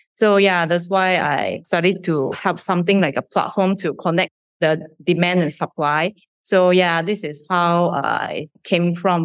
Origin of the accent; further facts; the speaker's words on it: Shizuoka, Japan; moved away as an adult; now in Malaysia; I was born in a small town, Shizuoka Prefecture in Japan